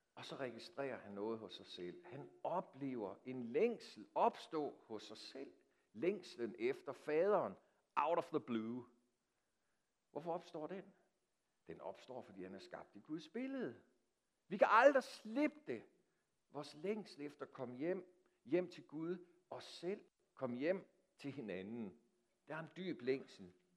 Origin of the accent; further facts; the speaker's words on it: Denmark; os som danskere